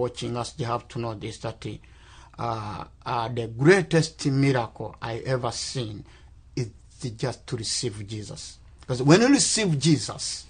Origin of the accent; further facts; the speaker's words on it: Rwanda; I'm from Rwanda